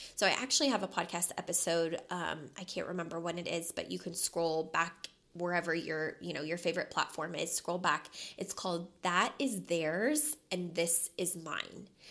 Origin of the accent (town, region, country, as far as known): Louisville, Kentucky, United States; born or raised there; moved away as an adult; now in Las Vegas, United States